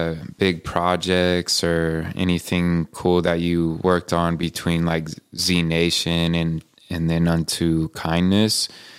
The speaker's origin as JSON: {"language": "English", "town": "Medical Lake", "region": "Washington", "country": "United States", "said": "I'm from Medical Lake, y'all."}